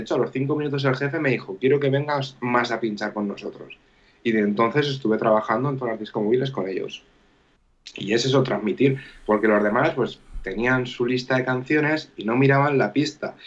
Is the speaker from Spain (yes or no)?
yes; Castilla-La Mancha, Spain; also born or lived in Gandia; yo pues llegué de Castilla-La Mancha